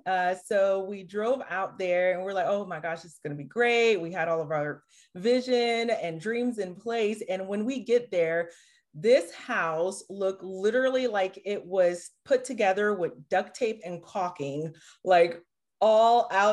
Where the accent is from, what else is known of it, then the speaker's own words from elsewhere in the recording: Haiti; now in United States; I'm originally from Haiti, the poorest country in the Western Hemisphere, came to the U.S. By way of my mom and dad.